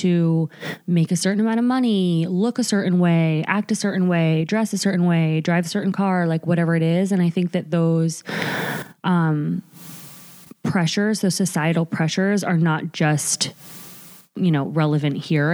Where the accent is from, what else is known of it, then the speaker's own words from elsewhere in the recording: Bergen County, New Jersey, United States; We're both from New Jersey. We're both from the same county in New Jersey, but different towns